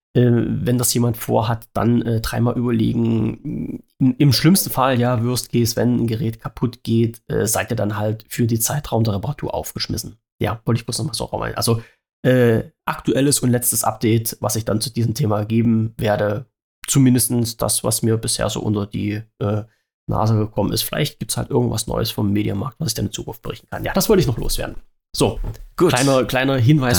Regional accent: Saxony-Anhalt, Germany; weil es ja mein Heimatland ist

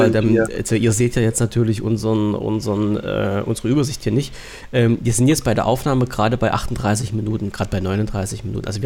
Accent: East Germany, Germany; ich als Ossi darf das ja sagen.

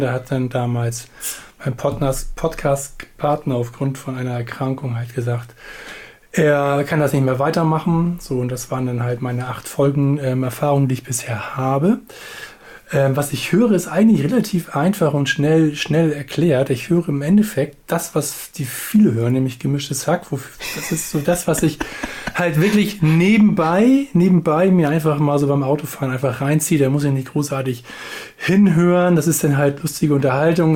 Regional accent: Hamburg, Germany; also born or lived in village south of the Elbe; ich bin Hamburger

